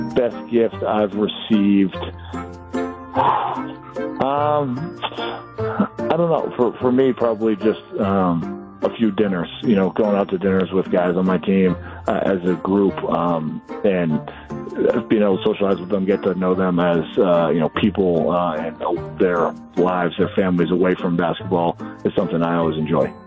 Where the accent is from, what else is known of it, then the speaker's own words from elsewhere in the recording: Boston, Massachusetts, United States; now in Milwaukee, United States; when I was a kid growing up in Boston